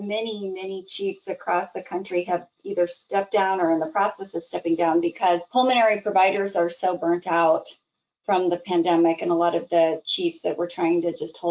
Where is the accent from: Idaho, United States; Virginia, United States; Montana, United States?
Idaho, United States; moved away as an adult; also born or lived in Midwest / Seattle, Washington; now in Michigan, United States; I actually was originally born in the Midwest, ended up growing up in Idaho, though, because my dad was a nuclear engineer